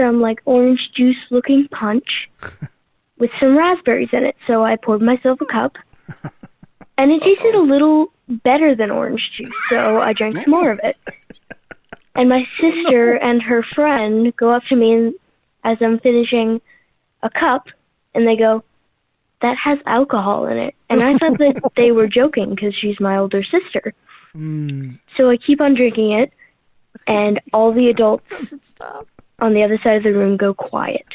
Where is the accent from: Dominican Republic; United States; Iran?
United States; Louisiana; I'm from Louisiana, and I'm 10 years old